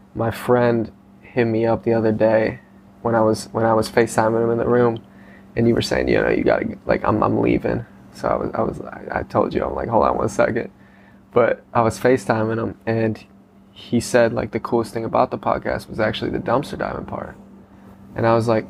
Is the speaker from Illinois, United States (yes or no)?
yes; Chicago, Illinois, United States; from Chicago